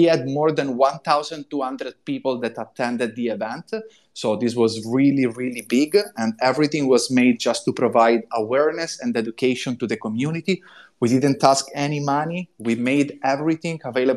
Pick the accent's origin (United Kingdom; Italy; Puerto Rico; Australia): Italy; accent: Italian; English is a second language; moved away as an adult; also born or lived in New York, United States; now in Bali, Indonesia; As you can hear from my accent, I'm Italian